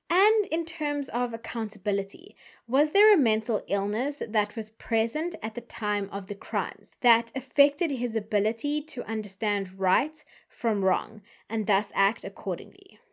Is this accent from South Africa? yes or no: yes; South Africa; as a South African